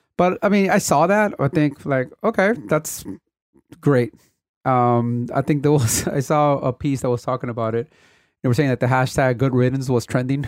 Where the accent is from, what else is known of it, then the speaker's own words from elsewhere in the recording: Compton, California, United States; I grew up in Compton in an era where the city was going through a major transition